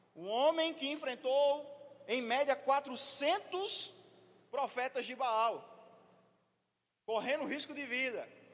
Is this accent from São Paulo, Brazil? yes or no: no; Vitória de Santo Antão, Pernambuco, Brazil; Sou de Vitória de Santo Antão, pernambucano.